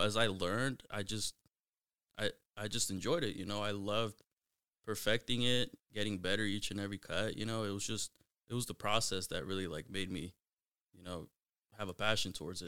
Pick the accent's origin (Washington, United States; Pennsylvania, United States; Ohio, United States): Washington, United States; Mountlake Terrace; I grew up in Mount Lake Terrace, uh, went to Mount Lake Terrace High School